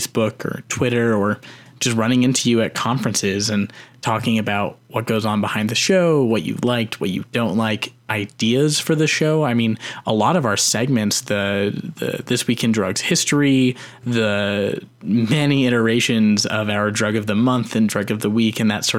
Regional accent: Canada; That's what we get for being a Canadian on the show.

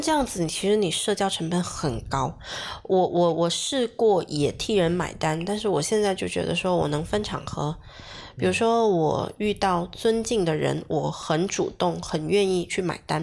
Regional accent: Guangdong, China; 我们潮汕这边牛肉丸、墨斗丸、虾枣

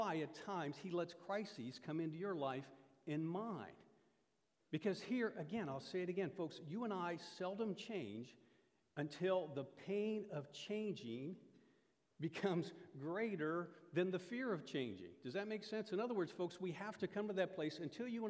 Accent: Iowa, United States; moved away; I grew up in Iowa. Iowa is the mecca of collegiate wrestling

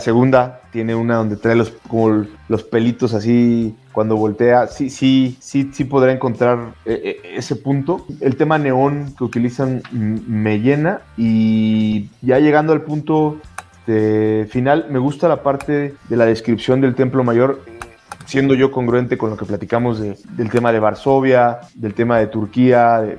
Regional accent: Mexico; uno como mexicano

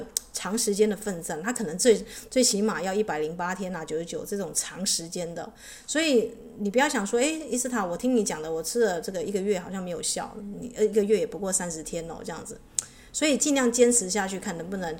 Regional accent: China; 那我们知道地水火风，我们中国人会加一个什么？就是这个木的元素，对不对？

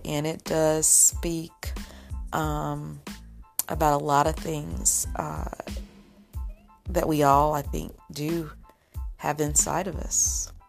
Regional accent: Rochester, New York, United States; when I was a kid, my big sister took me to the Capitol Theater in my hometown of Rochester, New York.

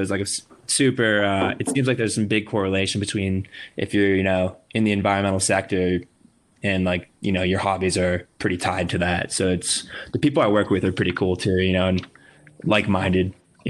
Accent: New England, United States; now in Los Angeles, United States; I really like sort of like foresty mountains, coming in like growing up in New England.

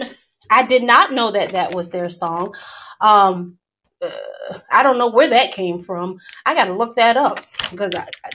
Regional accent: Georgia, United States; I'm from Georgia. I'm from Georgia.

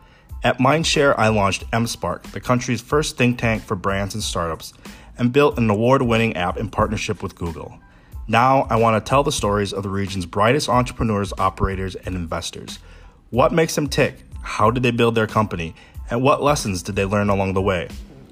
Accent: United States; moved away as an adult; now in Indonesia; host of the Side Door Podcast. I'm an American that's been living in Indonesia for 4 years.

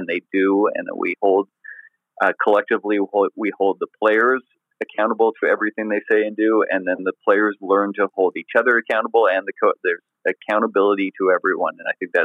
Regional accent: Canada; being Canadian.

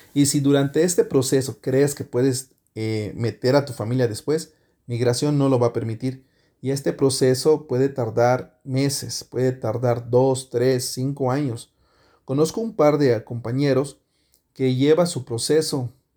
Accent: Yucatán, Mexico; moved away as an adult; now in Canada; un yucateco en Canadá

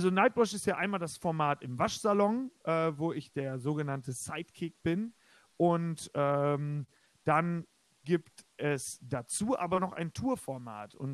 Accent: Bulgaria; ich meine, ich komme ja aus Bulgarien.

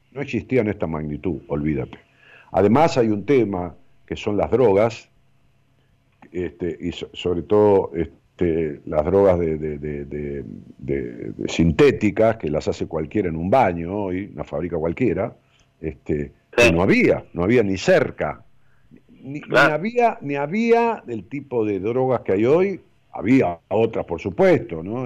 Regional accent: Ramos Mejía, Buenos Aires Province, Argentina; allá en mi pueblo, en Ramos Mejía

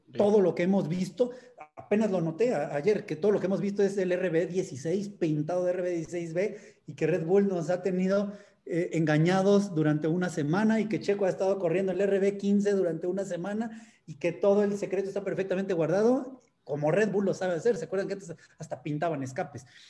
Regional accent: Mexico

